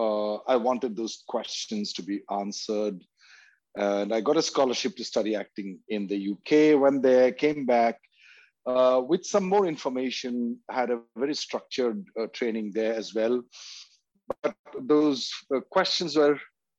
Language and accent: English; India; And especially growing up in India, had been surrounded by these kinds of questions because of the tradition of amazing mystics being born in India since thousands of years ago till today.